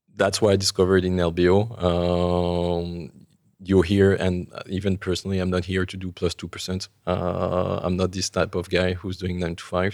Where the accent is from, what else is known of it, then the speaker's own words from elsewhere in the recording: Paris, Île-de-France, France; I, I grew up in Paris